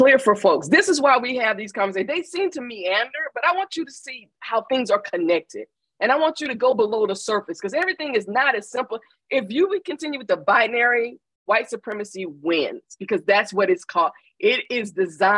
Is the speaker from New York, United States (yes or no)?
no; Atlanta, Georgia, United States; I grew up in Atlanta in a Black ass town with a civil rights movement.